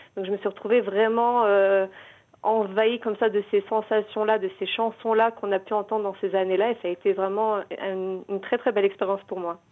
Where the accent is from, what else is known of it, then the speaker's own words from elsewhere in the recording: Morocco; moved away as an adult; also born or lived in Paris, France; now in Israel; je suis née au Maroc, j'ai vécu toute ma jeunesse, mon adolescence, j'ai eu mon bac en 97